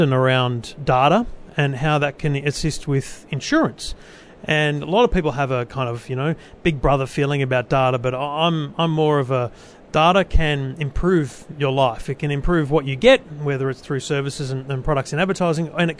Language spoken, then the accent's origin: English; Australia; how old I am, that I'm male, and that I'm from Australia.